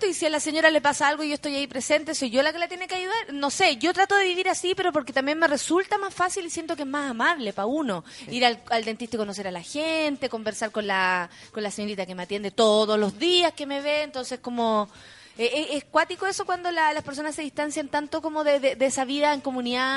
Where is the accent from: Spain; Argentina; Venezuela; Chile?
Chile; Siendo chilena